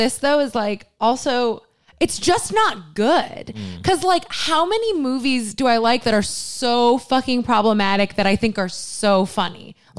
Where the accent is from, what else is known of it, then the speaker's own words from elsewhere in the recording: Miami, Florida, United States; growing up in Miami